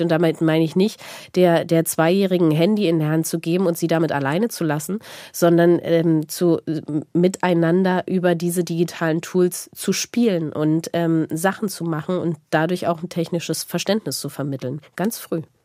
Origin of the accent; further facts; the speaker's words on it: East Germany, Germany; ich komme aus Ostdeutschland.